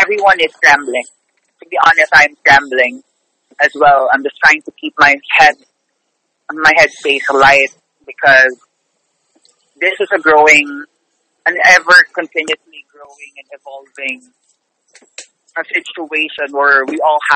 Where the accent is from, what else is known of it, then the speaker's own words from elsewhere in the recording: Manila, Metro Manila, Philippines; moved away as an adult; now in New York, United States; I'm actually originally from the Philippines. I'm originally from the Philippines, from Manila.